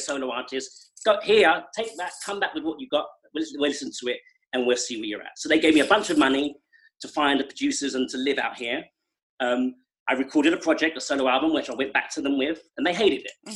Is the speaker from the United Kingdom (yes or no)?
yes; England, United Kingdom; now in United States; I have lived more years of my life here than I did in England